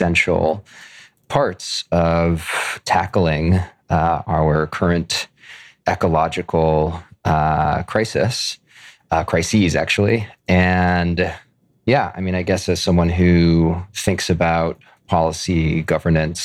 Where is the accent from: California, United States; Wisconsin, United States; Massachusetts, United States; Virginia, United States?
California, United States; Oakland; also born or lived in Canada / United Kingdom; I grew up in Oakland, California